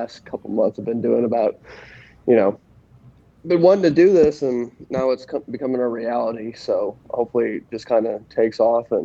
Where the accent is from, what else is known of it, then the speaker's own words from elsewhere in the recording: St. Louis, Missouri, United States; also born or lived in Illinois; I kind of grew up in St. Louis area. I grew up in Illinois as well